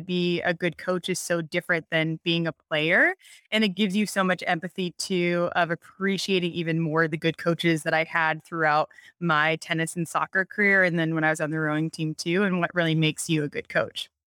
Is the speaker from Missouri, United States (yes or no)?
no; Montana, United States; moved away; I'm from Montana originally